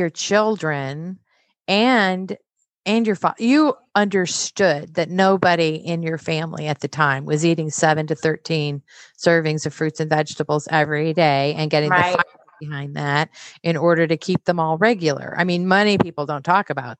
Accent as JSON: {"language": "English", "region": "Midwest", "country": "United States", "said": "I'm from the Midwest."}